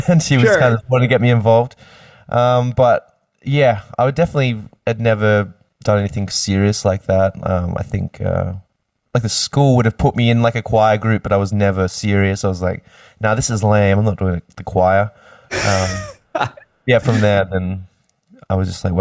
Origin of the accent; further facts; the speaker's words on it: Sydney, New South Wales, Australia; also born or lived in Queensland; born in Sydney and lived there most of my life. Kind of all over the place through Sydney